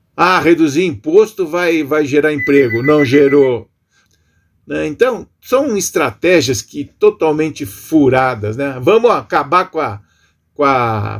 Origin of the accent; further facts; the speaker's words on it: Brazil; nos atormentando enquanto brasileiros